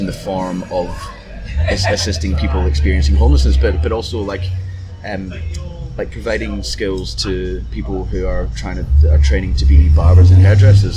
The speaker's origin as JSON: {"language": "English", "town": "Glasgow", "region": "Scotland", "country": "United Kingdom", "tie": "born or raised there", "moved": "yes", "lives_now": "Perth, Australia", "said": "growing up in Glasgow"}